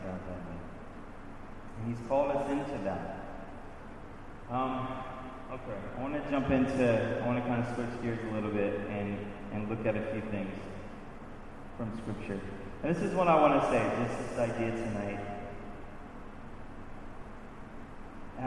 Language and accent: English; Louisiana, United States; moved away as an adult; now in Baltimore, United States; I'm from Louisiana. All my family is still down there. I've been in Baltimore 17 years now